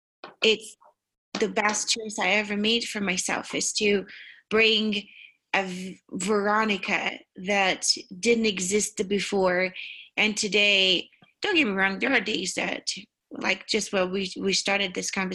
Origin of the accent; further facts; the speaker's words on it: Brazil; now in United States; I am from Brazil, but for heaven's sakes, I hate vegetables.